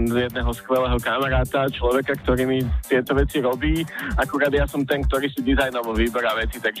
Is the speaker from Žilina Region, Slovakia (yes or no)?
no; Bratislava, Bratislava Region, Slovakia; som z Blavy